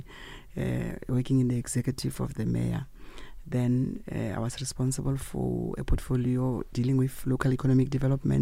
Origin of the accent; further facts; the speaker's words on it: Potchefstroom, North West, South Africa; I come from the Western Transvaal area of Potchefstroom. That's where I was born and bred.